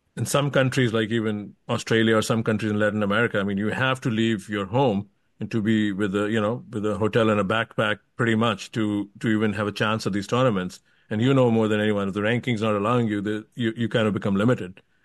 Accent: India; moved away as an adult; now in United States; I came to US when I was 19 from India, and I've mm. lived here all my life since

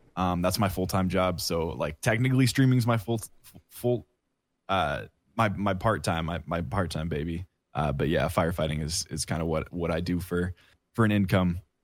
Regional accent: Oregon, United States; moved away as an adult; now in Kansas, United States; I live in Kansas right now. I'm from Oregon

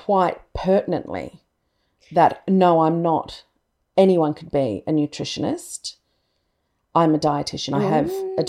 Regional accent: Sydney, New South Wales, Australia; also born or lived in Central Coast, New South Wales; I grew up in Balgala.

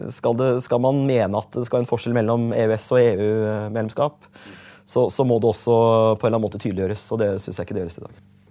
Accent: Øvre Eiker, Buskerud, Norway; also born or lived in Hokksund / Skotselv / Vestfossen; jeg har jo vokst opp forskjellige steder i, i Øvre Eiker, der jeg kommer fra

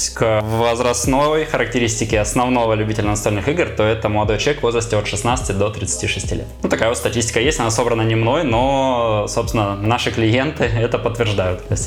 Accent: Murmansk Oblast, Russia; also born or lived in Novorossiysk; Нет, я родился в Новороссийске, но до 18 лет прожил в Мурманской области.

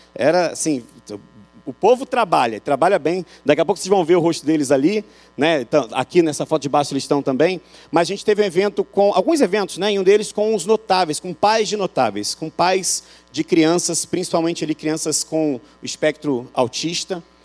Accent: Rio, Rio de Janeiro, Brazil; moved away as an adult; now in Euclides da Cunha, Brazil; O sotaque entrega que eu sou do Rio

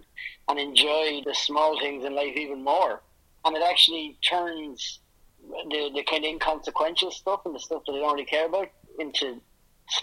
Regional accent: Ireland; moved away; I'm away from Ireland, and secondly, because we've never had any success anyway

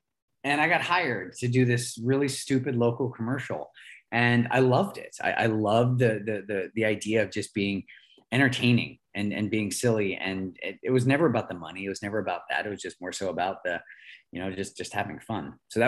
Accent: Pittsburgh, Pennsylvania, United States; I grew up in Pittsburgh, Pennsylvania, the melting pot of America.

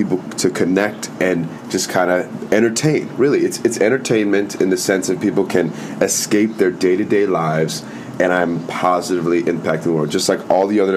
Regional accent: Naperville, Illinois, United States; I was born in Naperville, Illinois

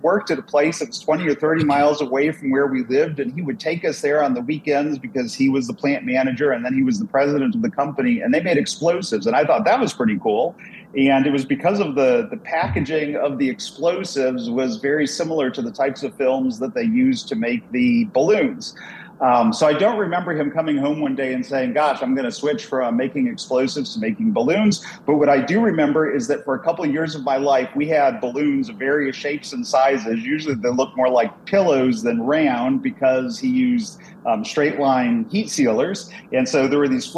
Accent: Dallas, Texas, United States; moved away as an adult; also born or lived in Sturgis, Michigan; my family moved down to the Dallas, Texas area, and I spent the rest of my childhood and youth down in Dallas, and spent actually all of my life in Texas

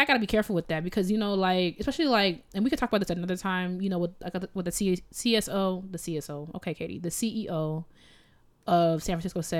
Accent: Jamaica; I'm so Jamaican.

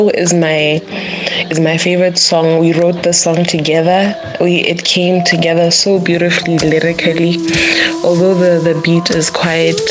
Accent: Botswana; we are from Botswana

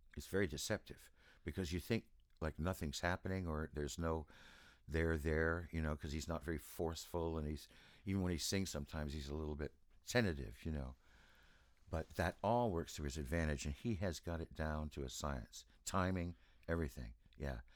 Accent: East Coast, United States; moved away; also born or lived in Los Angeles; I grew up on the East Coast

